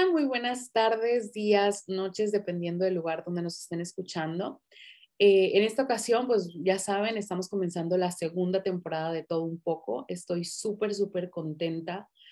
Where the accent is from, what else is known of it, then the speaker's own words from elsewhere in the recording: Tijuana, Baja California, Mexico; yo me crié prácticamente allá, me siento tijuanense, amo Tijuana